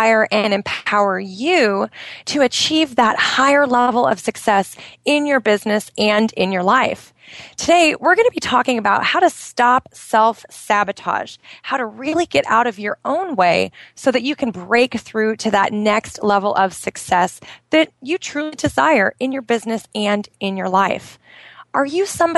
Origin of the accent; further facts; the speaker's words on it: outside of Portland, Oregon, United States; moved away as an adult; now in Bahrain; my hometown outside of Portland, Oregon